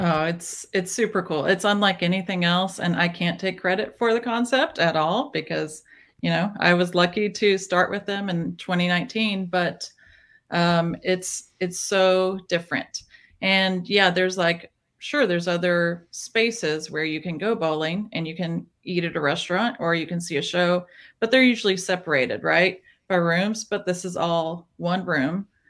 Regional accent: small town Tennessee, United States; now in Nashville, United States; I grew up in small town Tennessee

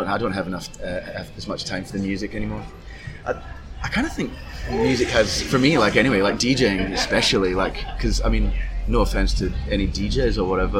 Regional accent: Glasgow, Scotland, United Kingdom; now in Perth, Australia; growing up in Glasgow

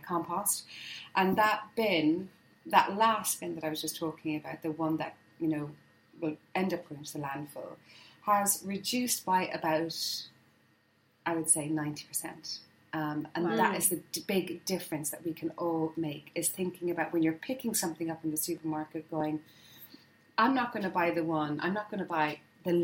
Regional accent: Ireland; moved away as an adult; now in Hampshire, United Kingdom; as an Irish girl moving to the UK

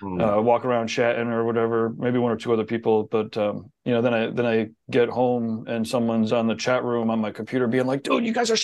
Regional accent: New England, United States; I'm from New England

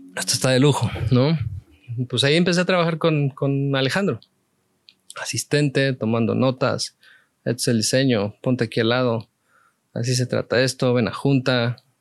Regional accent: Mexico City, Mexico; una niñez cualquiera en la Ciudad de México

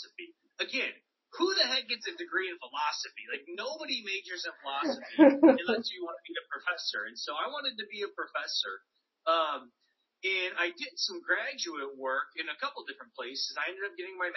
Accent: United States; the school system that I grew up in the States

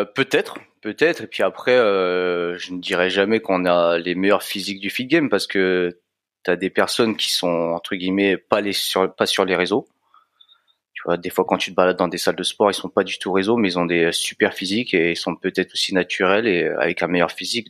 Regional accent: France; je suis né en France, mes parents sont immigrés

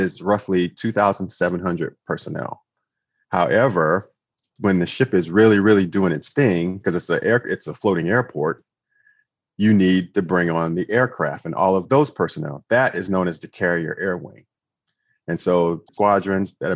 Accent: Florence, South Carolina, United States; I'm from Florence, South Carolina

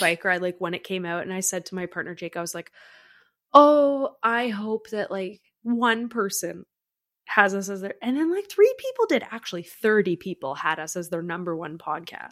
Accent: Canada; as a Canadian

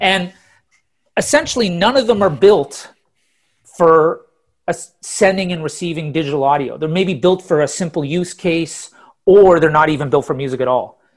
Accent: Ottawa, Ontario, Canada; moved away as an adult; also born or lived in Toronto / Calgary / Halifax / London; now in Stockholm, Sweden; I was born in Toronto, grew up in Ottawa, then moved out to Calgary

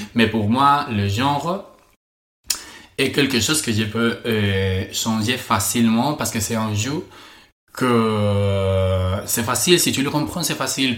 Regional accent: Spain; French is a second language; je suis espagnol.

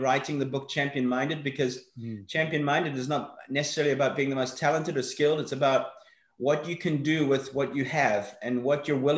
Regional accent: Johannesburg, Gauteng, South Africa; also born or lived in Northern Ireland; I was actually born in Northern Ireland. We lived there until I was 6, and then we moved across to Johannesburg in the early 80s

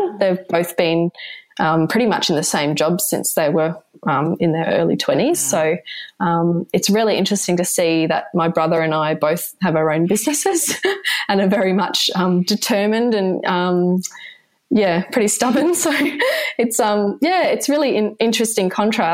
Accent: Sunshine Coast, Queensland, Australia; moved away as an adult; also born or lived in Sydney; I grew up on Queensland's Sunshine Coast in Australia. I was born there and raised there

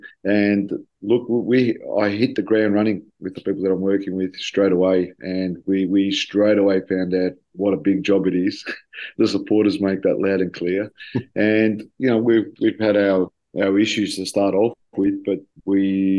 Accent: Australia; also born or lived in Greece; now in Tel Aviv, Israel; a little bit of both worlds of growing up in Australia and a little bit of my time that I've spent in Greece to the Tel Aviv way of life.

